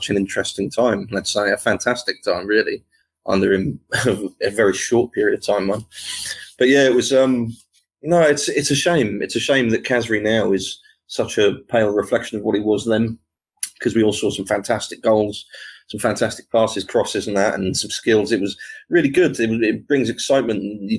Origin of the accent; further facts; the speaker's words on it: Ascot, South East England, United Kingdom; I'm originally from Ascot.